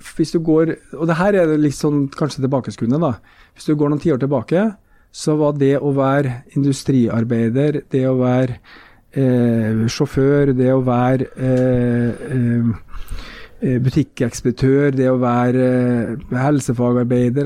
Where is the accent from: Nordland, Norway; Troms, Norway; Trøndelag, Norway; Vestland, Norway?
Trøndelag, Norway; Trondheim; born or raised there